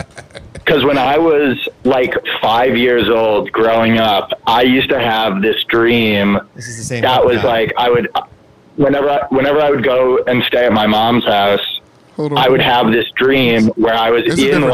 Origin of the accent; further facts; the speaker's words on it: Connecticut, United States; now in Queens, United States; I didn't grow up in New York. I grew up in Connecticut.